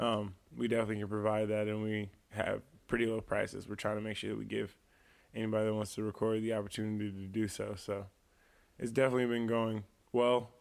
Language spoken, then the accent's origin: English; East Moline, Illinois, United States; also born or lived in Silvis, Illinois; I would definitely say I'm from the Quad Cities, but I'm definitely from East Moline